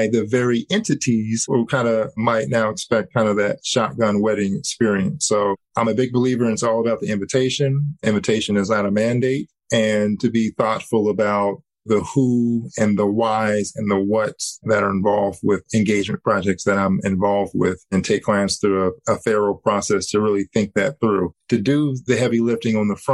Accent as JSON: {"language": "English", "town": "Cincinnati", "region": "Ohio", "country": "United States", "tie": "born or raised there", "said": "Cincinnati, my hometown"}